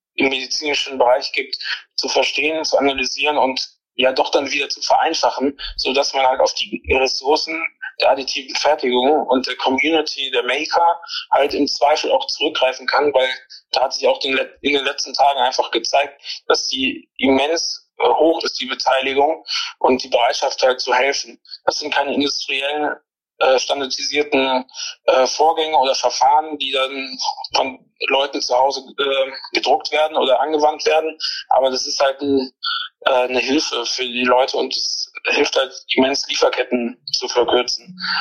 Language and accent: German; Neuss, North Rhine-Westphalia, Germany; ich komme aus Neuss